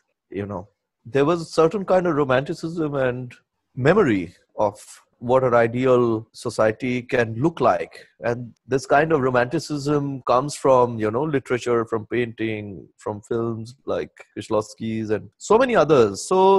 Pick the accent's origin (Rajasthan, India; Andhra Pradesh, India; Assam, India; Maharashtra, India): Assam, India; Silchar; born there; The house where I was born in Silchar is still there.